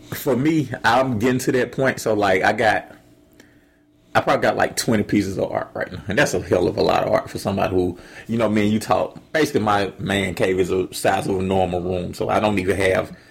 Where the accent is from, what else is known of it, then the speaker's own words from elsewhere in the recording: Atlanta, Georgia, United States; I'm from Atlanta